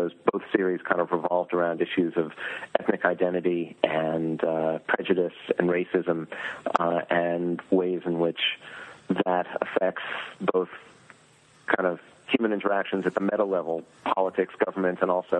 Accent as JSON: {"language": "English", "region": "Northeast", "country": "United States", "said": "And I hail from the Northeast. I'm living now in the Southeast"}